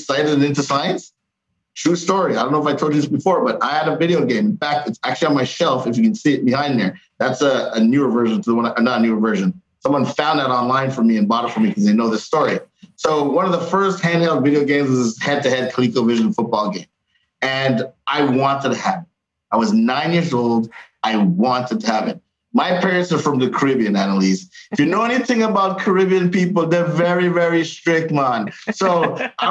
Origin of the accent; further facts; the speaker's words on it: Canada; We were raised in Canada